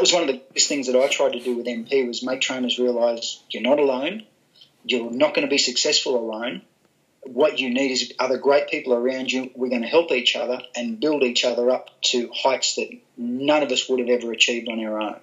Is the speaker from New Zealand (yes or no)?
no; Gold Coast, Queensland, Australia; I was brought up on the Gold Coast in Queensland